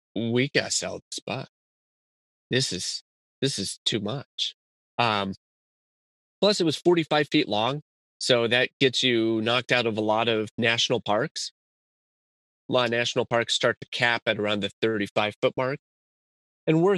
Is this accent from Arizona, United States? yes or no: yes; Tucson, Arizona, United States; I'm from Tucson, Arizona